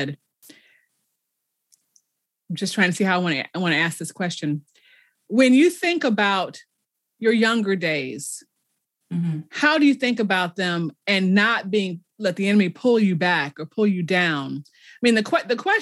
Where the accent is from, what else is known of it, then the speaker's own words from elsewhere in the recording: Chicago, Illinois, United States; I grew up in Chicago